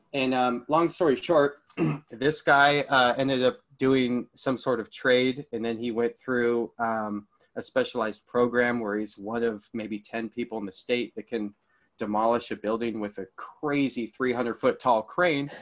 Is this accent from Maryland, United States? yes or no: no; Marin, California, United States; Growing up in Marin